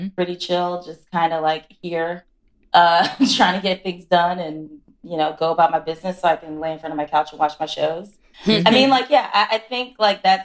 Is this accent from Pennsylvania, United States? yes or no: yes; Philadelphia, Pennsylvania, United States; I'm from Philly, so I'm like very Northeast